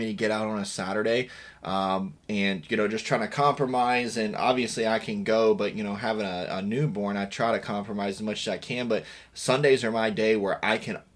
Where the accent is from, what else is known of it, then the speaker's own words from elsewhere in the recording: Virginia, United States; I grew up in Virginia